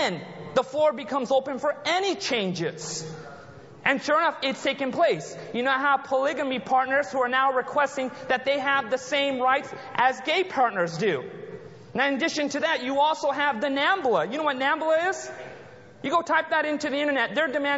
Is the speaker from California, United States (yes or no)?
yes; Anaheim, California, United States; I was born and raised in the United States. Born in Southern California, the city of Anaheim, close to Disneyland